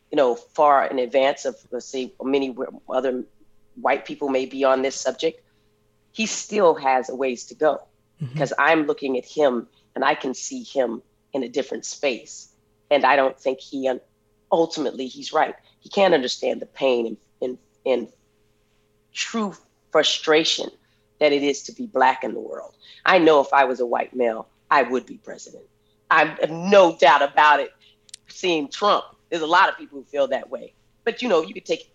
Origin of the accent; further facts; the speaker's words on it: Flagstaff, Arizona, United States; coming from Flagstaff, Arizona